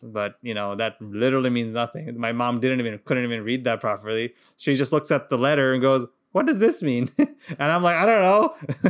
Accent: Qatar; because we grew up in Qatar, And in Qatar, it's Arab. It's an Arab country. So obviously, I didn't speak a word of Arabic.

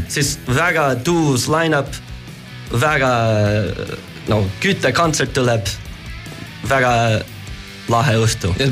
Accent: United States; Estonian is a second language; moved away; ma olen Ameerikast

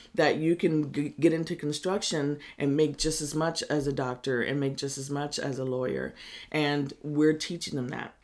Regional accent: Middletown, California, United States; also born or lived in Berkeley, California; I grew up in Middletown and Hidden Valley, and my parents moved uh, me and my brother up there when we were I was five years old. We lived in Berkeley

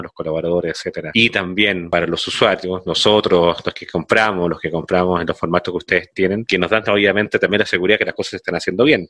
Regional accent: Chile; soy de Chile

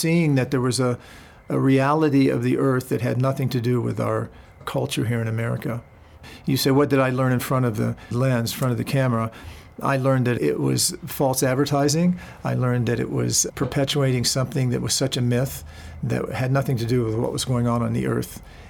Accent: West Virginia, United States; now in Taos, United States; Well, West Virginia, when I was growing up

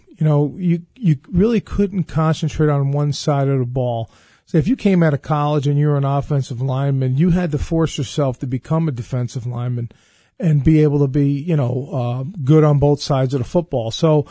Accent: New York, United States; I'm from Long Island, and just love being in the Capital Region.

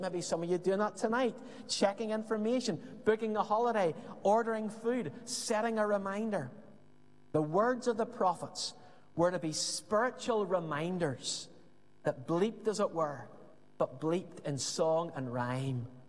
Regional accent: Belfast, Northern Ireland, United Kingdom; As we would have said growing up in Belfast

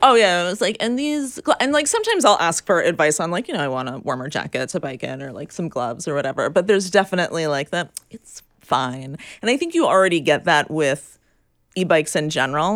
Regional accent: New York, United States; my experience growing up in New York and taking the subway

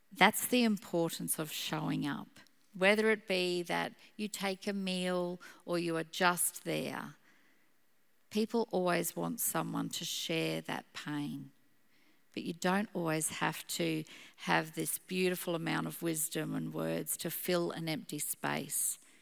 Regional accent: Gympie, Queensland, Australia; also born or lived in Brisbane; growing up in Gympie, I was not a city girl.

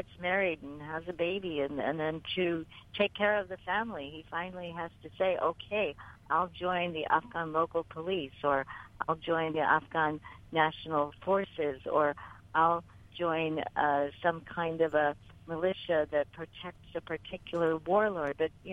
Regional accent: United States; I was from the United States

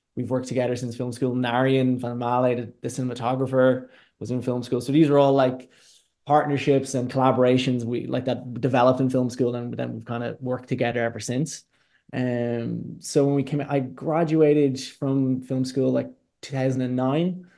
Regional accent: Dundalk, Leinster, Ireland; I'm from Dundalk

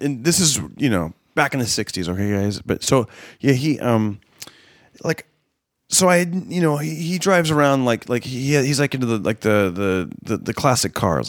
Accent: Fresno, California, United States; Fresno this last December, which is my hometown

